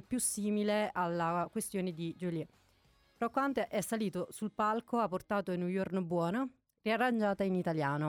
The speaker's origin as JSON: {"language": "Italian", "town": "Naples", "region": "Campania", "country": "Italy", "moved": "yes", "said": "io da buona napoletana"}